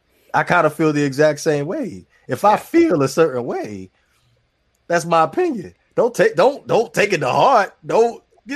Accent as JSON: {"language": "English", "region": "Maryland", "country": "United States", "said": "I'm from Maryland."}